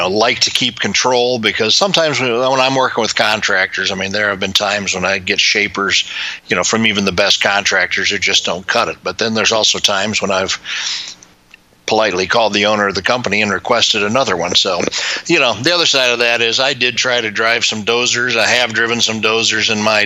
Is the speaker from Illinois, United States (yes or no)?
yes; Chicago, Illinois, United States; I was growing up in Chicago